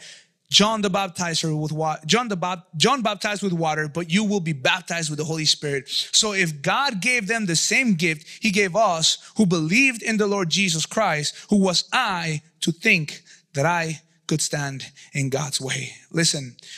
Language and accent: English; Mexico City, Mexico; moved away; I grew up in Mexico City